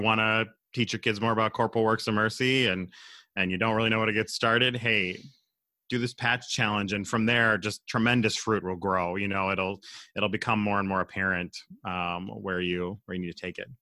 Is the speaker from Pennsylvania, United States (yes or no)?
yes; Southwest Pennsylvania, United States; moved away as an adult; also born or lived in Minnesota; now in Minneapolis, United States; I'm from Pennsylvania, Southwest P A originally, uh, and moved to Minnesota in two thousand six